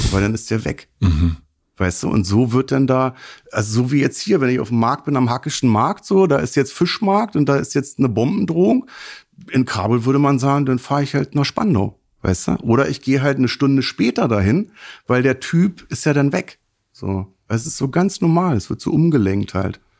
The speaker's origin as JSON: {"language": "German", "country": "Afghanistan", "said": "Ich komme aus Afghanistan. Ich habe Angst gehabt, dass die mich erschießen."}